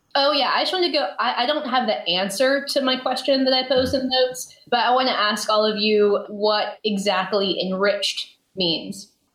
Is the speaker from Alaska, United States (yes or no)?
yes; Alaska, United States; now in Seattle, United States; I'm from Alaska, but I'm currently living in Seattle